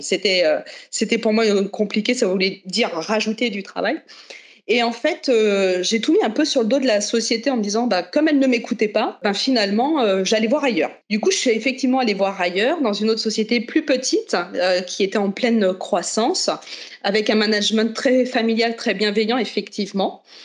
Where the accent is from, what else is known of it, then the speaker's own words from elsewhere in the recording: Chartres, Centre-Val de Loire, France; je viens de Chartres, dans le 28